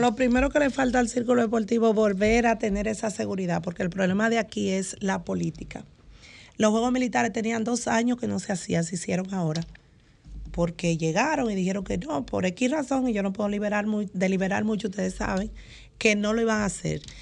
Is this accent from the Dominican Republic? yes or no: yes; San Pedro de Macorís, Dominican Republic; allá en San Pedro de Macorís, precisamente de donde yo soy, de Porvenir